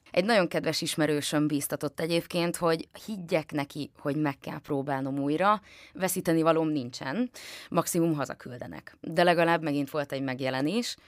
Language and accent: Hungarian; Nyírmada, Szabolcs-Szatmár-Bereg, Hungary; én nyírmadai vagyok